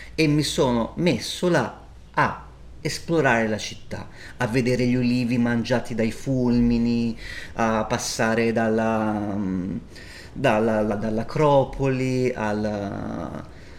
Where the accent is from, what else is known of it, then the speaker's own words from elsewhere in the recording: Volterra, Tuscany, Italy; Io sono cresciuto a Volterra